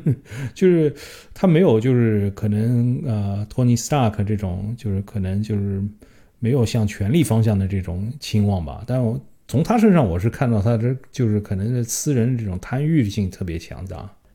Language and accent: Chinese; China; 因为我们是中国人